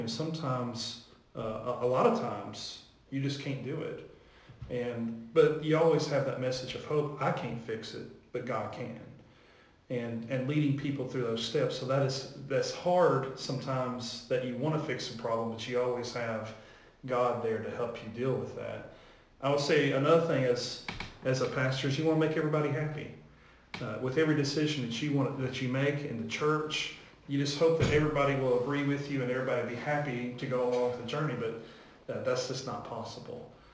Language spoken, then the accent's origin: English; Warrior, Alabama, United States; also born or lived in Texas; now in Wedowee, United States; I grew up in Alabama. I'm from Warrior, Alabama